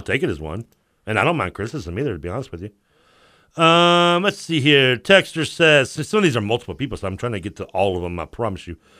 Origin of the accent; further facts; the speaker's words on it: the South, United States; accent: Southern; my Southern accent